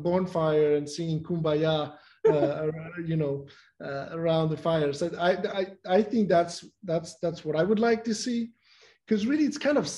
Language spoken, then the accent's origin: English; Mexico; I'm from Mexico